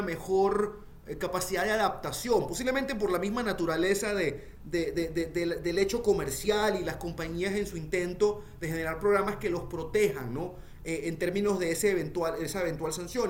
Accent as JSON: {"language": "Spanish", "country": "Venezuela", "said": "nosotros los venezolanos"}